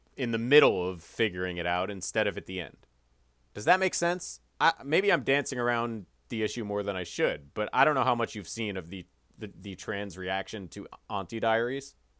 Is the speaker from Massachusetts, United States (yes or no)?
no; Chicago, Illinois, United States; the Chicagoland area growing up in the Midwest